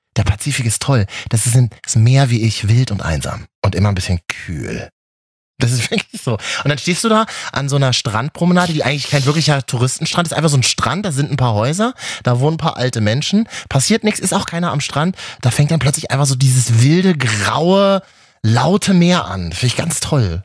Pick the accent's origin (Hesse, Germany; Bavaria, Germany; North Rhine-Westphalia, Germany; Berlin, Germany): Berlin, Germany; ich bin ja in Berlin groß geworden